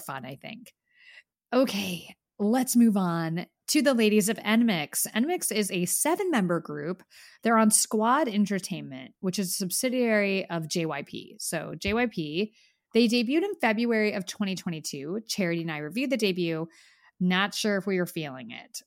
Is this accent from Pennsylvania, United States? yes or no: yes; Pennsylvania, United States; I grew up in Pennsylvania